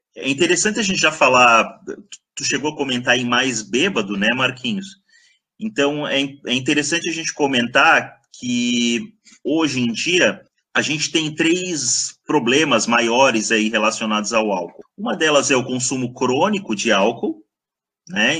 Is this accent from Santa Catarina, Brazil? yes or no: yes; Blumenau, Santa Catarina, Brazil; moved away as an adult; also born or lived in Botucatu, São Paulo; sou natural de Blumenau.